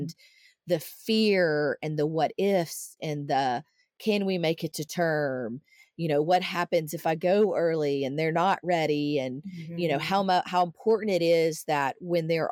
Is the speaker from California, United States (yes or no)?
no; outside of Nashville, Tennessee, United States; moved away as an adult; I grew up outside of Nashville, but it's been, you know, coming up on 24 years since I lived there